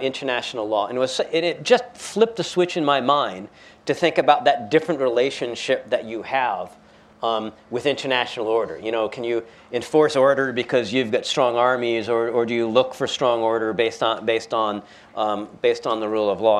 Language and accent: English; United States; as an American